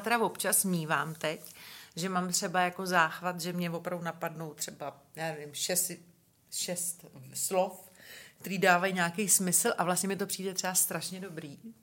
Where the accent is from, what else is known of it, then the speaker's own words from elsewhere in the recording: Benešov, Central Bohemian Region, Czechia; já jsem se narodila v Benešově